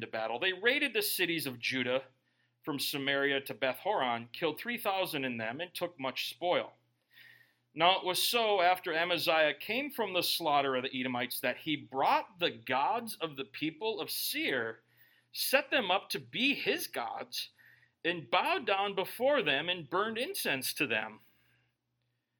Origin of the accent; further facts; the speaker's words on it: United States; I love being an American.